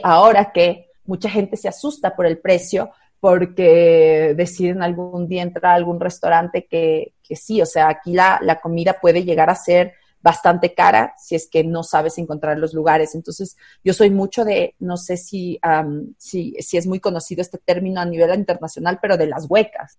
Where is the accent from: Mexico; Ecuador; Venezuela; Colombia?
Ecuador; Quito, Pichincha; en la ciudad de Quito, yo soy quiteña